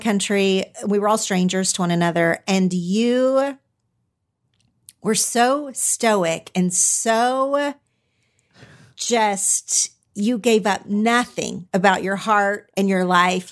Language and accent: English; Oklahoma, United States; moved away as an adult; now in Los Angeles, United States; I'm from Oklahoma, but I live in Los Angeles